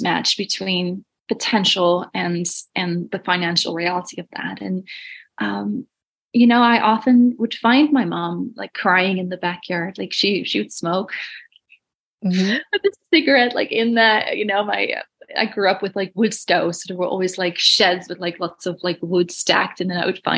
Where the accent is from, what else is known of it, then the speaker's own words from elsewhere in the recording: Netherlands; moved away; I'm from Holland originally